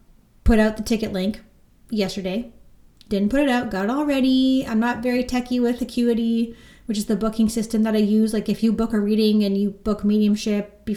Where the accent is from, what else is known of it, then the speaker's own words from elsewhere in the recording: Orangeville, Ontario, Canada; now in Beaverton, Canada; I'm from Orangeville, but I currently live in Beaverton, Ontario.